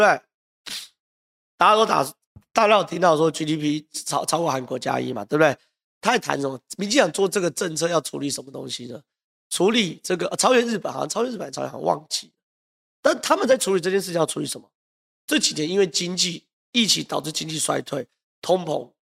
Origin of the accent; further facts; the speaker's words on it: Zhonghe, New Taipei, Taiwan; 综合是我家乡